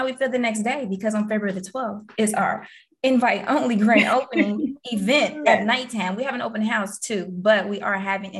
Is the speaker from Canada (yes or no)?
no; Cleveland, Ohio, United States; I'm from Ohio, Cleveland, all day, every day.